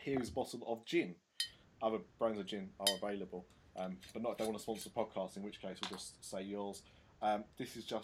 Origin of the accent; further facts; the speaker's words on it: United Kingdom; I'm such a Brit